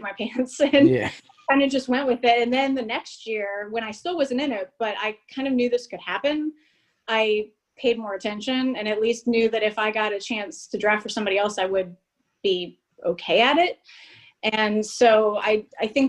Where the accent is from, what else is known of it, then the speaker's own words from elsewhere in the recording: Cincinnati, Ohio, United States; I'm from Cincinnati. So I think you just grew up with baseball in your veins.